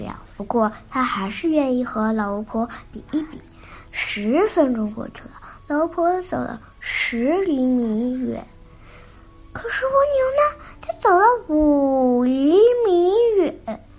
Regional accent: Beijing, China; 今年六岁，我来自北京。

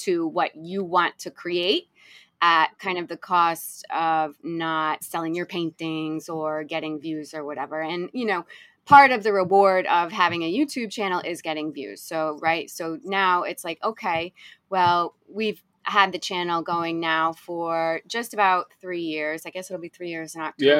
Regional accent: Rhode Island, United States; moved away as an adult; also born or lived in Fort Lauderdale, Florida; I grew up in Rhode Island

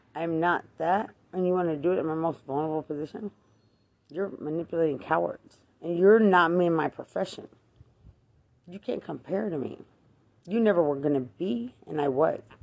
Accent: Lubbock, Texas, United States; I'm Hispanic from Lubbock

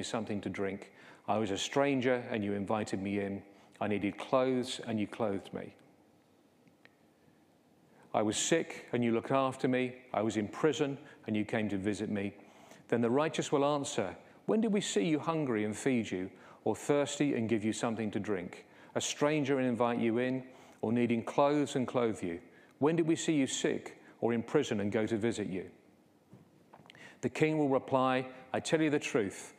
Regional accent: England, United Kingdom; those of us who are English

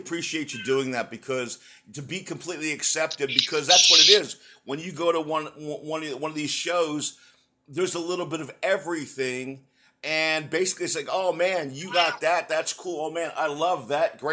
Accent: East Coast, United States; also born or lived in San Antonio, Texas; I grew up on the East Coast, but I'm originally a San Antonio boy

